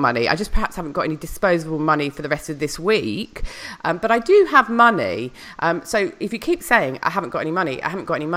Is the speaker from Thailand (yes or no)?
no; Noosa, Queensland, Australia; my hometown, Noosa